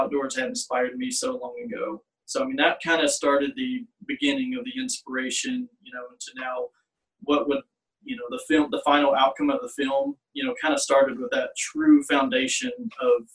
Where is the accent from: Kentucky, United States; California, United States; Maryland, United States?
Kentucky, United States; Elizabethtown; my hometown community of Elizabethtown